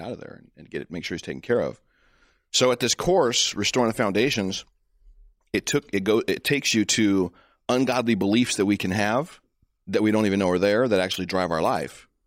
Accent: United States; You know, as a American, as a Christian, as a as a black man, as a husband, as a father, this is what I see is at stake.

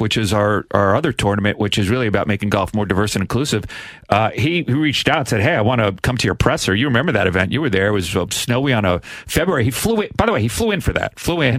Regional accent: New York, United States; I grew up in New York.

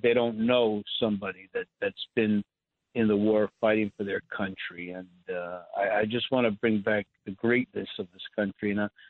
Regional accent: New York, United States; growing up in Brooklyn, that our teachers at PS 75 were all World War II veterans.

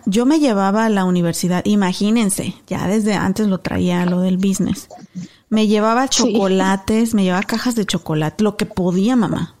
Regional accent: Celaya, Guanajuato, Mexico; moved away; íbamos mucho a Celaya, que era la ciudad más cerca a mi pueblo y que es justo donde yo nací porque pues, era el hospital más cerquita.

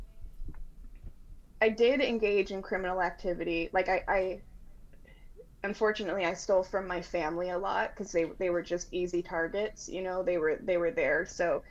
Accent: Washington, United States; I'm from Washington State

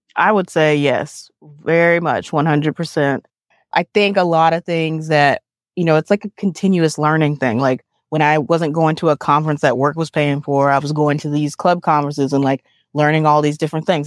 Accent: Montgomery, Alabama, United States; growing up in Montgomery

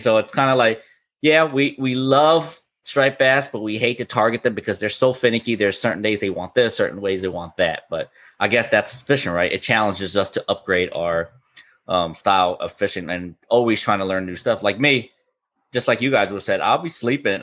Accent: Florida, United States; I was born and raised up in Fishner, Florida

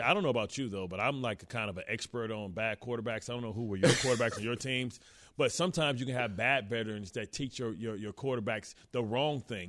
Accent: Detroit, Michigan, United States; I'm from Detroit

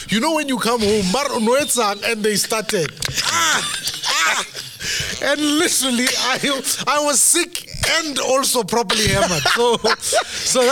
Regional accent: Soweto, Gauteng, South Africa; also born or lived in Kagiso; Soweto in the 80s was probably one of the most beautiful upbringings any child could ever wish for

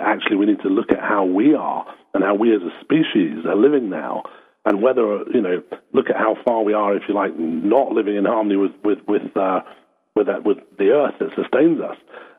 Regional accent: Scotland, United Kingdom; also born or lived in Australia / Mexico / London; now in Somerset, United Kingdom; Well, originally I'm actually from Scotland, but I've lived in all kinds of places. I've lived in Australia. I've lived in Mexico, so London. These days in Somerset, which is southwest England.

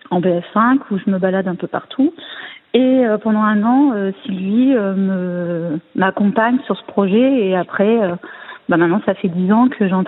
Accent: Tours, Centre-Val de Loire, France; born there; Alors, je suis née à Tours, hein, dans cette belle ville.

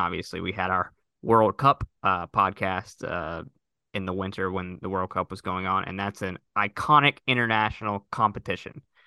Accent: United States; as American sports fans

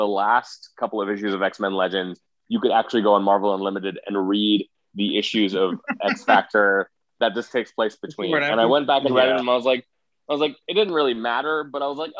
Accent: Sugar Land, Texas, United States; Sugarland is like where I grew up in Texas, which is a little town outside of Houston

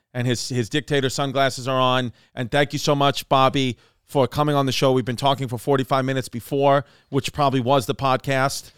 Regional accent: New York City, New York, United States; I'm from Brooklyn

